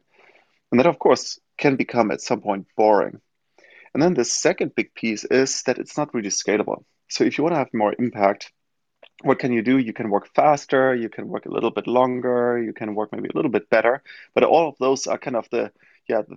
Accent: Germany; English is a second language; now in New York, United States; as most of you can hear probably from my accent, not from New York originally, but from Germany.

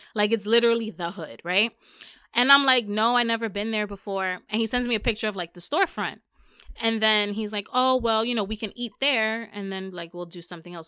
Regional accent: New York, United States; I'm from New York

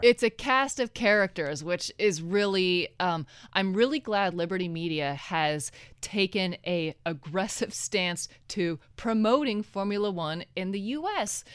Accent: Oregon, United States; moved away as an adult; also born or lived in New York; now in Los Angeles, United States; I'm originally from Oregon

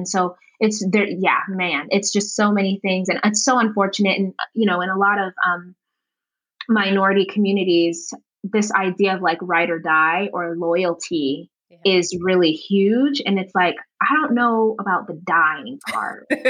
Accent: Uganda; now in United States; I come from Uganda, and a lot of other cultures are collectivistic by nature.

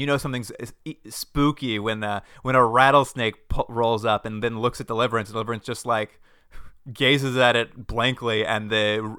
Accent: New England, United States; We're from New England so, and we moved here.

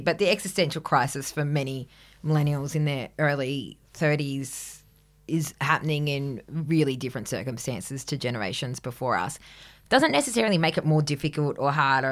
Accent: Grafton, New South Wales, Australia; now in Sydney, Australia; growing up in Grafton

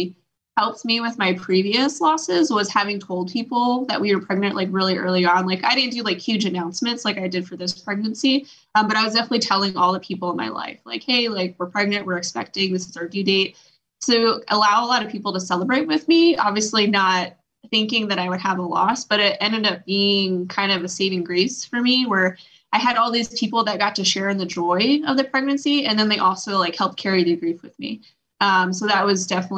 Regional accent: New York, United States; We're both from New York

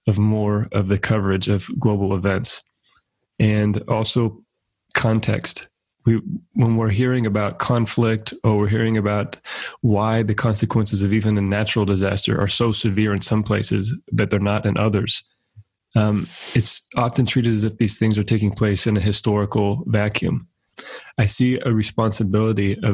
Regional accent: Central California, United States; as an American kid growing up in Central California

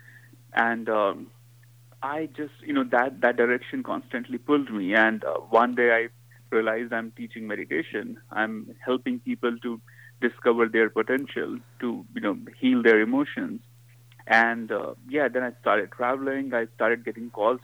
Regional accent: North India, India; moved away as an adult; also born or lived in New York, United States; now in Los Angeles, United States; I was born in a very small town of North India. I grew up in India, went to school in India.

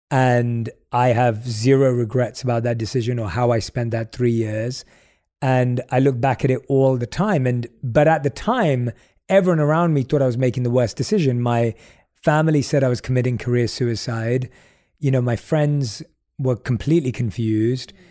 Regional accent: London, United Kingdom; growing up in London

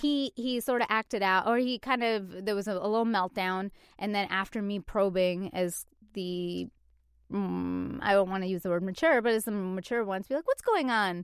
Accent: Canada; moved away; I'm from Canada

